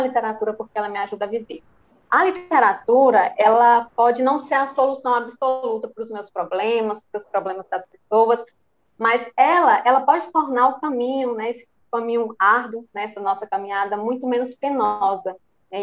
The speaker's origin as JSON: {"language": "Portuguese", "town": "Santa Maria da Vitória", "region": "Bahia", "country": "Brazil", "said": "sou baiana de Santa Maria da Vitória, região oeste da Bahia"}